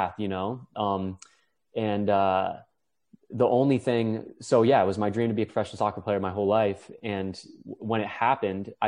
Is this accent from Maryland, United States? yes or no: yes; Chevy Chase, Maryland, United States; We grew up in the Chevy Chase area